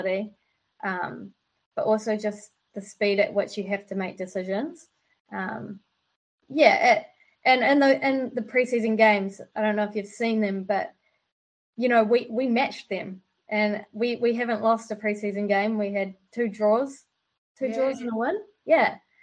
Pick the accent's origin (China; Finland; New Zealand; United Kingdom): New Zealand; Wellington; also born or lived in Auckland; Wellington's home for me